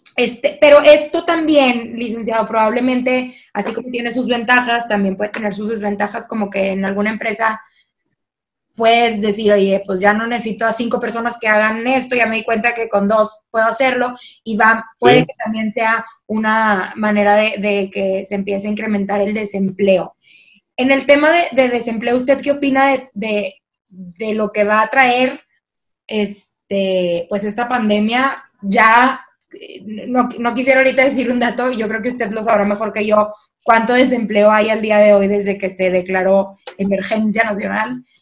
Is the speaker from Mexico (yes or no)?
yes; Monterrey, Nuevo León, Mexico; moved away as an adult; now in La Laguna, Mexico; Yo soy de Regia